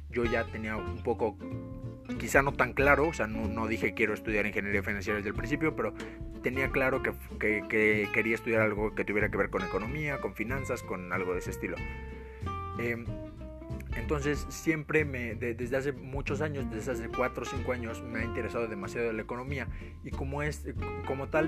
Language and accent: Spanish; Mexico; Pues, para los, que no, para los que no son de México, porque soy de México